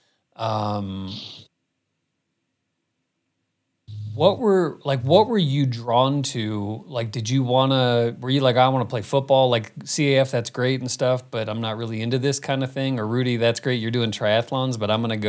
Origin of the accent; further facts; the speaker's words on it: Phoenix, Arizona, United States; growing up in Phoenix